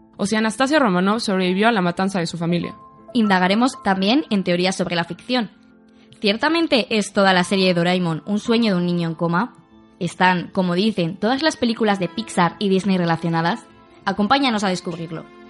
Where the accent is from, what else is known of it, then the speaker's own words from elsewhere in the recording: Venezuela; moved away as an adult; now in Chile; soy una periodista venezolana con 10 años de experiencia en mi país